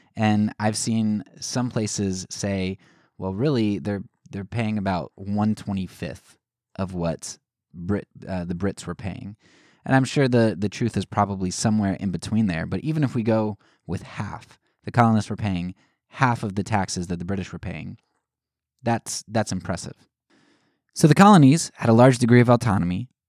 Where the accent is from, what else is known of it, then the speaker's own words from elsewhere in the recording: United States; as American citizens